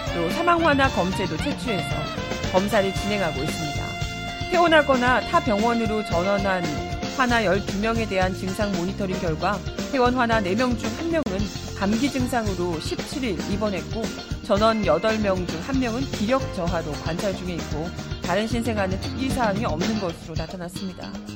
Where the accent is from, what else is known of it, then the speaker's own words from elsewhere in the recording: Busan, South Korea; now in Seoul, South Korea; 저는 이제 부산에서 어린 시절을 보냈기 때문에